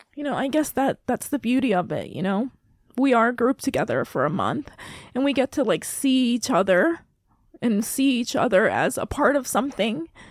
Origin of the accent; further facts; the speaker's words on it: Saipan, Northern Mariana Islands; moved away; I am from Micronesia. I grew up on Saipan